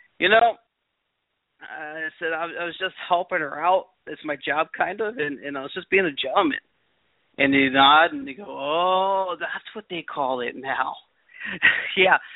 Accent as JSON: {"language": "English", "town": "Baltimore", "region": "Maryland", "country": "United States", "tie": "born or raised there", "said": "I'm from Baltimore, Maryland. I grew up in Baltimore City"}